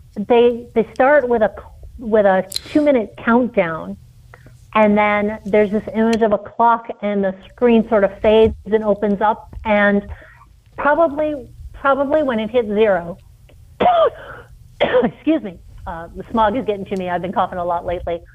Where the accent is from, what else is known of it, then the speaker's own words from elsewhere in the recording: New York City, New York, United States; moved away; I grew up in New York City